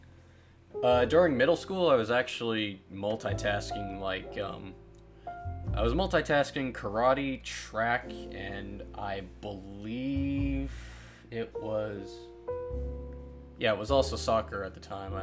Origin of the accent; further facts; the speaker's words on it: Texas, United States; I'm a Texan